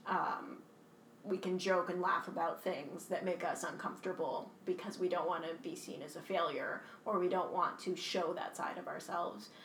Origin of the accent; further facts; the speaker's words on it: Kingston, Ontario, Canada; I'm from Kingston, Ontario. Uh, I grew up here since I was three years old